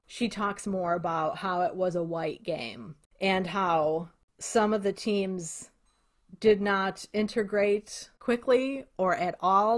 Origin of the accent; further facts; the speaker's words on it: Cicero, Illinois, United States; I grew up in Cicero, Illinois, and Western Electric was there